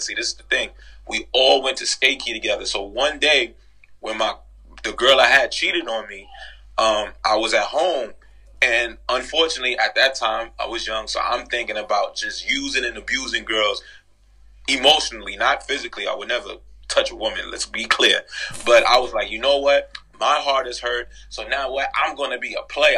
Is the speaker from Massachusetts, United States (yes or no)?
no; New York City, New York, United States; I'm originally from the Grand Concourse 170